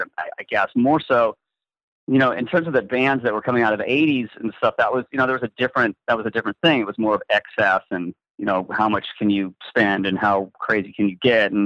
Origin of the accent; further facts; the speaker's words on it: the Northwest, Pacific Northwest, United States; growing up in the Northwest